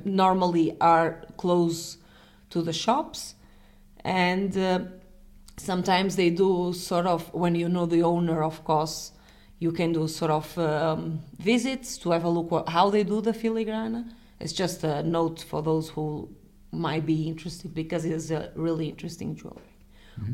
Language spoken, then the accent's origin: English; Portugal; I'm from Portugal